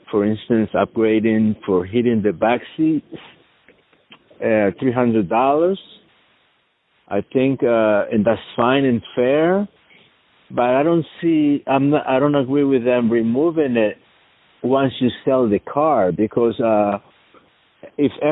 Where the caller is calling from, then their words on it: New Jersey, United States; Uh, Ryan, uh, good morning. This is … I'm from New Jersey.